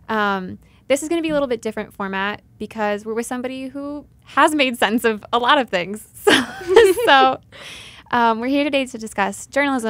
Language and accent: English; Midwest, United States; where I grew up from in the Midwest